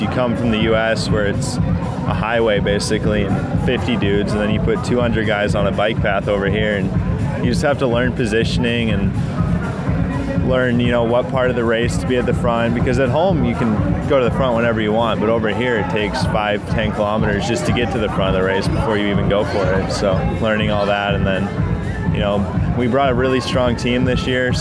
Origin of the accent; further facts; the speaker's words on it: Durango, Colorado, United States; I'm from Durango, Colorado.